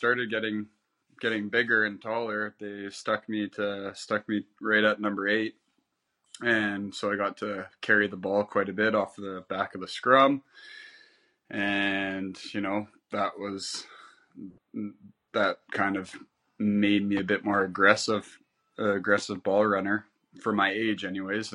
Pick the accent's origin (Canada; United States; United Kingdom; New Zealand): Canada; being Canadian, I started playing ice hockey when I was about 4 years old until 17